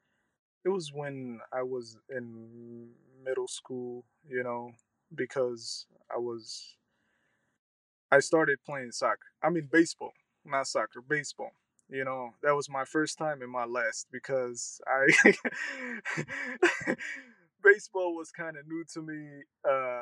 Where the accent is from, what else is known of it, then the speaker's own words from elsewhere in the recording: Sioux Falls, South Dakota, United States; also born or lived in Somalia / Kenya; I grew up in South Dakota, Sioux Falls, South Dakota. Yes. I came to the United States in 1997, by the end of 1997, and as a refugee and been located to Sioux Falls, South Dakota